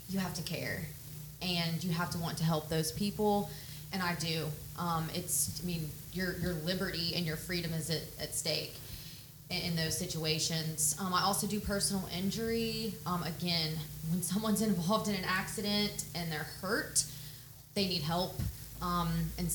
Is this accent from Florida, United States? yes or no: yes; Pensacola Beach, Florida, United States; I was raised on Pensacola Beach. I went to Gulf Breeze Middle School and High School.